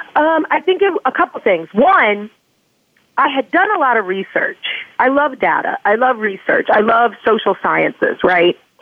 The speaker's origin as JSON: {"language": "English", "region": "Indiana", "country": "United States", "tie": "born or raised there", "said": "I grew up in Pence country, you know, Indiana, very sexually repressed state"}